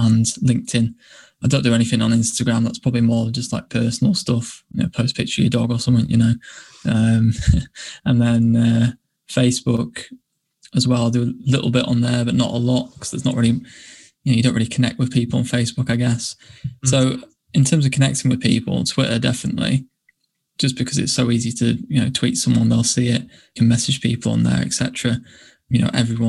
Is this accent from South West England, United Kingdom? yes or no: no; York, Yorkshire and the Humber, United Kingdom; this is my hometown